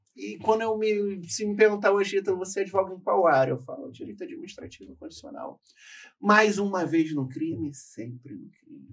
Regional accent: Rio de Janeiro, Brazil; also born or lived in Espírito Santo; Eu não tive o privilégio de nascer no Rio de Janeiro, embora eu tenha passado a minha vida toda no Rio. Eu nasci no Espírito Santo e vim muito novo para o Rio de Janeiro.

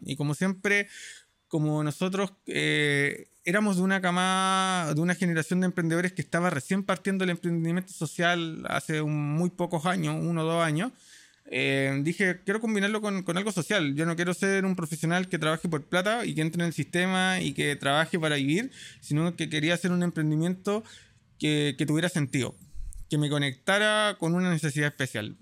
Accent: Santiago, Santiago Metropolitan Region, Chile; also born or lived in La Florida, Santiago; yo crecí cuando era pequeño en la Florida, después viví casi toda mi vida en San Miguel, terminé viviendo con mis abuelos

